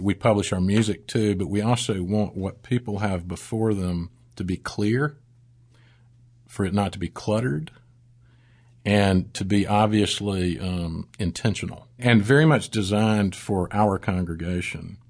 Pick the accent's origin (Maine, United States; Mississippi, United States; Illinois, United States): Mississippi, United States; South; moved away as an adult; also born or lived in Saint Louis, Missouri / Austin, Texas; now in Birmingham, United States; We moved to Mississippi, where I grew up in South Mississippi, went to school at Ole Miss